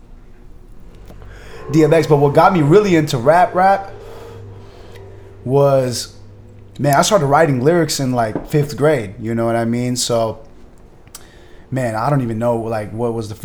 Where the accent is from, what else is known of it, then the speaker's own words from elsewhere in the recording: San Mateo, California, United States; moved away as an adult; also born or lived in San Francisco, California; now in Long Beach, United States; Hometown is basically San Francisco, California. Specifically representing San Mateo